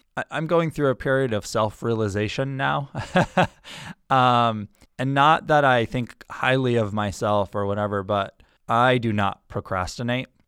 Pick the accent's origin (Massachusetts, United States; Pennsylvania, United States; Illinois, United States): Massachusetts, United States; Granby; moved away as an adult; also born or lived in Newton, Massachusetts; where I grew up, which is in Western Massachusetts, a small town called Granby